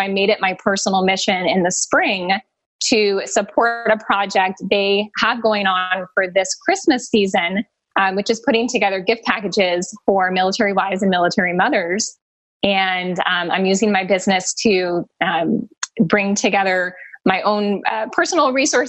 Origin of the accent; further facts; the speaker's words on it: East Coast, United States; now in Arizona, United States; I currently live in Arizona, but I hail from the East Coast